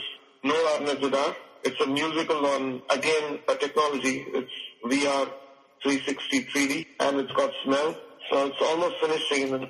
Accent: India; I'm an Indian composer

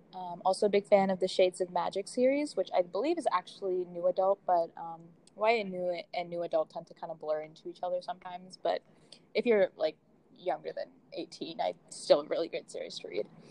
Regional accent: Boston, Massachusetts, United States; moved away as an adult; now in Washington, D.C., United States; I'm originally from Boston, but I'm also in D.C. going to the George Washington University

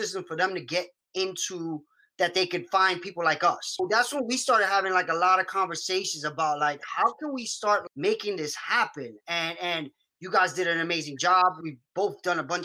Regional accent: New York City, New York, United States; I'm from the Bronx

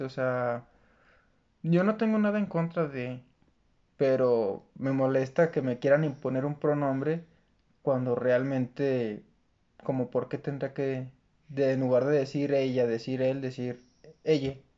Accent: Mexico; como buen mexicano

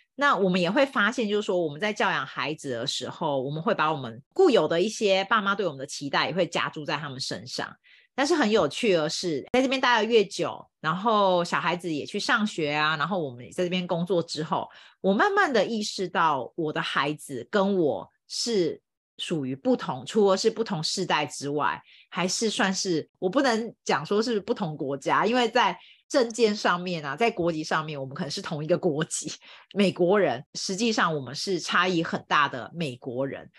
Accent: Taiwan; now in United States; I'm from Taiwan

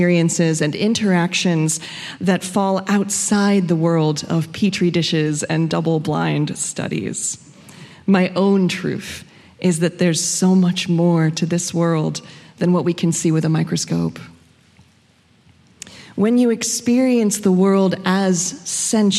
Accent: Frederick, Maryland, United States; I grew up here in Frederick

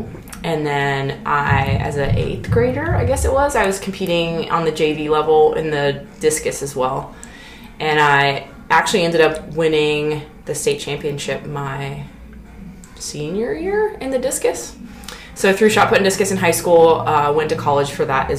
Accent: Harrisonburg, Virginia, United States; moved away as an adult; now in Clarksville, United States; I am originally from Virginia, from the western part of Virginia, Harrisonburg.

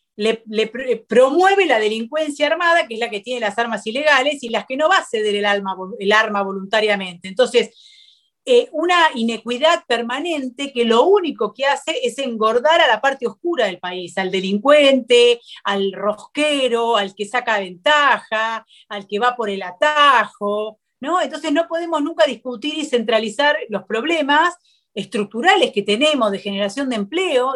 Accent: Argentina; como argentinos

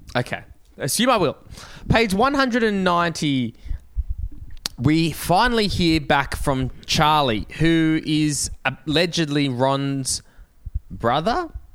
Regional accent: Australia; growing up in Australia

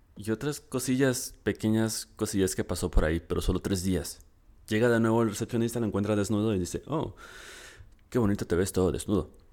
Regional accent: Mexico; aquí en mi país, en México

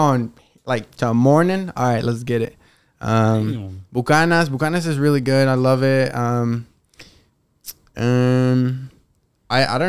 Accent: Fort Collins, Colorado, United States; also born or lived in Mexico / Denver; I grew up in Fort Collins, which is an hour away from Denver, up north, hour 15.

